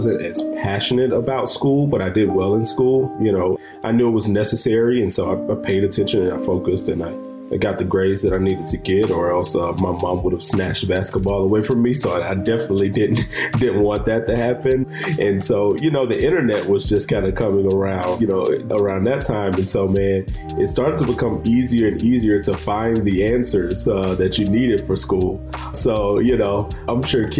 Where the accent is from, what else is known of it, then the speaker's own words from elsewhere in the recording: Chattanooga, Tennessee, United States; moved away as an adult; also born or lived in Bluefield, Virginia; born and raised from Chattanooga, Tennessee, and grew up there my whole life.